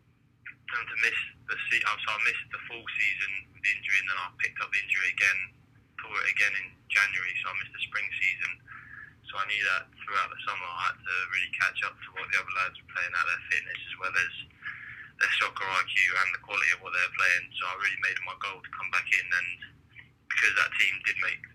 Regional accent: Jersey; And I pretty much grew up, was introduced to the game about 8 years old, and I represented Jersey

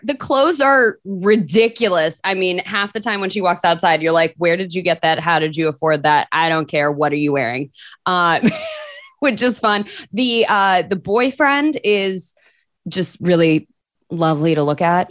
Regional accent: Michigan, United States; moved away; I'm from Michigan. originally

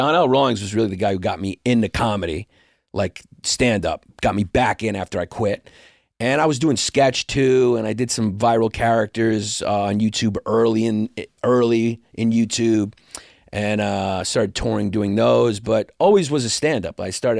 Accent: New York City, New York, United States; I grew up in Brooklyn, New York, Greek American.

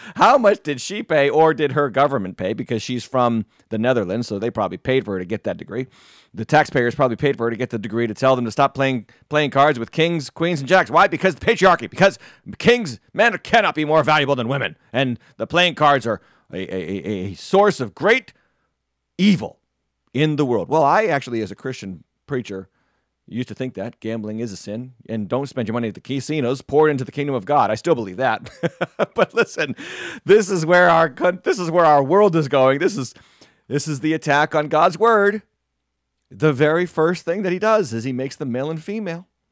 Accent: New England, United States; I'm from New England. Obviously, I am, uh, uh, uh, you know, a longtime New Englander

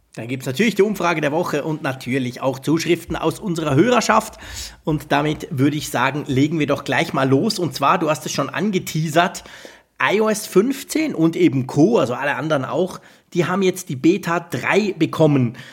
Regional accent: Switzerland; Bei uns in der Schweiz, also ich sage das jetzt trotzdem, obwohl ich im Moment ja noch in Holland sitze

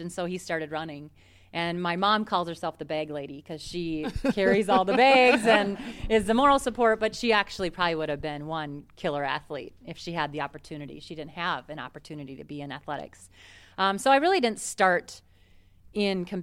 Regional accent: Minnesota, United States; being Minnesotan

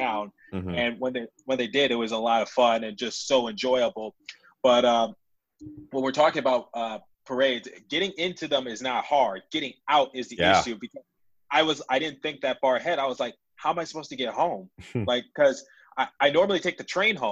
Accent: Philadelphia, Pennsylvania, United States; I'm from Philadelphia

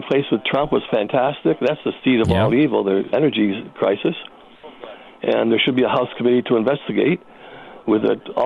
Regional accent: United States; moved away as an adult; now in Canada; American, living in Canada

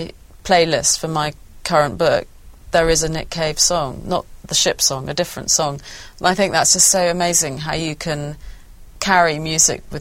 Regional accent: Norfolk, East of England, United Kingdom; all these punk bands that I'd seen growing up in Norfolk

